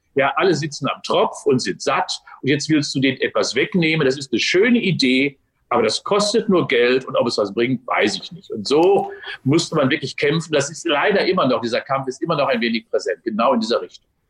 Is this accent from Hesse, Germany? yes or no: no; Unna, North Rhine-Westphalia, Germany; moved away as an adult; now in Cologne, Germany; 18. März 57 geboren in Unna, bin also Westfale. Ähm, bin dort ja. aufgewachsen